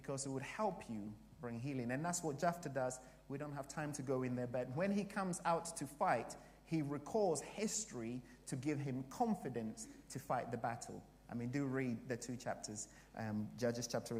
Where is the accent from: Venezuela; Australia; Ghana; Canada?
Ghana; also born or lived in Canterbury; now in United Kingdom; I came from Africa, from Ghana